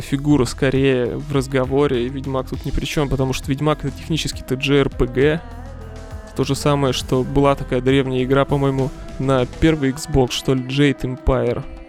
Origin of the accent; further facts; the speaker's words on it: Siberia, Russia; moved away; я из Сибири вообще, и там у нас очень любят эксперименты с образованием